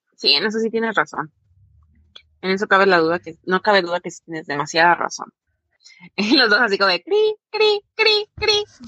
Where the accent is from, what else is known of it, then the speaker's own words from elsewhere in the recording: Mexico; para nosotros como mexicanos la familia es una de las cosas más